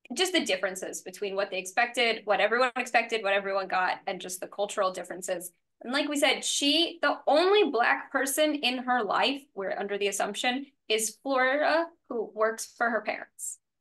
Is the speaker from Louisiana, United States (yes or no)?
yes; New Orleans, Louisiana, United States; I grew up in New Orleans